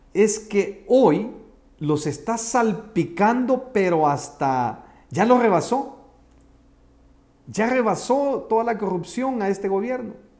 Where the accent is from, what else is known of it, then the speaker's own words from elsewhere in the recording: El Salvador; mi país, El Salvador